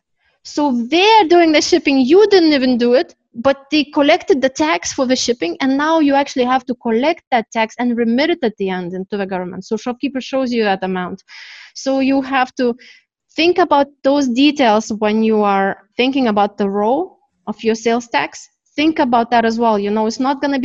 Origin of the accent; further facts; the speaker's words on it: Canada; now in Turkey; I am from Canada, my company is Canadian, even though I'm in Turkey.